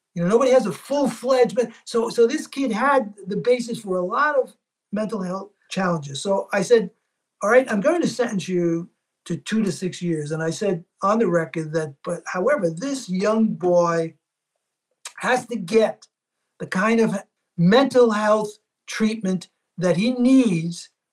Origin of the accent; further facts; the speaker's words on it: New York City, New York, United States; I grew up in Little Italy